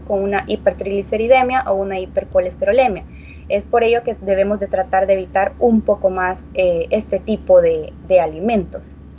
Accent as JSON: {"language": "Spanish", "country": "El Salvador", "said": "como cultura salvadoreña"}